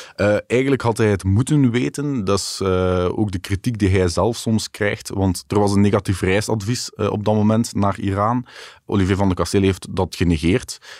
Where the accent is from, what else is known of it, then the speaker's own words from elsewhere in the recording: Belgium; wij als Belgen